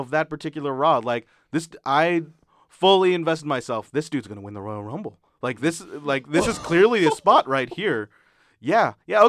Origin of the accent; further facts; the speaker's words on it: Philippines; as a Filipino male, I will always root for Batista 1,000%